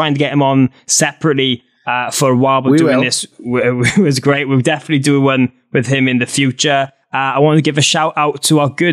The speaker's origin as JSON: {"language": "English", "region": "Wales", "country": "United Kingdom", "said": "I'm this Welsh idiot"}